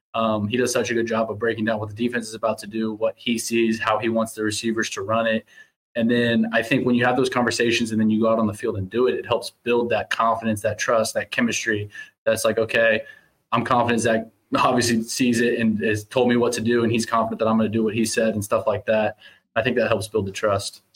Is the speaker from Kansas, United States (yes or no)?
yes; Overland Park, Kansas, United States; moved away as an adult; now in Winnipeg, Canada; growing up in Kansas City